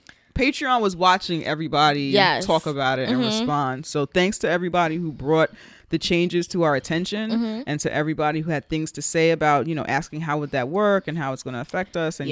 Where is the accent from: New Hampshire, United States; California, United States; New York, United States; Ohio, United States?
New York, United States; New York City; He would have a West Indian-ass name like Headley and be from where I'm from in the Bronx.